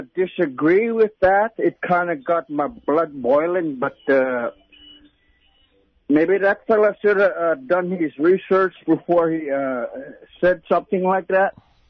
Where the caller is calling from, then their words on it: Yukon River, Alaska, United States; I'm calling from the Yukon River, from one of the biggest villages on the Yukon.